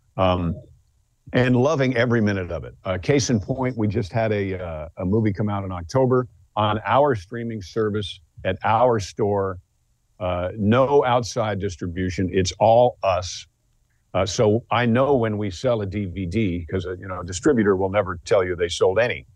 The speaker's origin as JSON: {"language": "English", "town": "Mount Kisco", "region": "New York", "country": "United States", "said": "I'm from Mount Kisco, New York"}